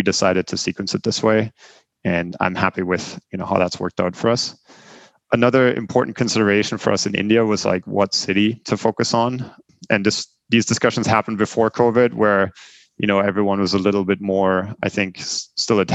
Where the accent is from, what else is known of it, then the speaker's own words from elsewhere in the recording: Germany; English is a second language; moved away as an adult; also born or lived in Bremen; now in United States; I grew up in Germany, lived there for the first 20 years of my life